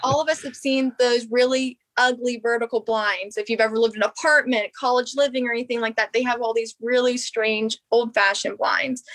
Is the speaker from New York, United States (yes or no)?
no; Harpers Ferry, West Virginia, United States; now in Morgantown, United States; I'm from Harper's Ferry, West Virginia. I'm born and raised in West Virginia.